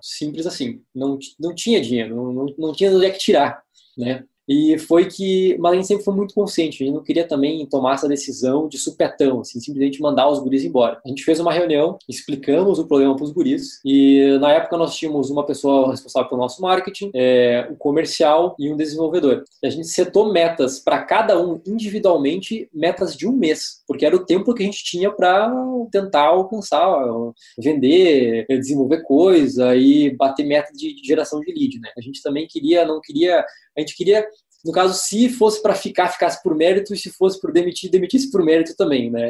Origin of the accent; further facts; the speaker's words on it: Santa Rosa, Rio Grande do Sul, Brazil; eu sou de Santa Rosa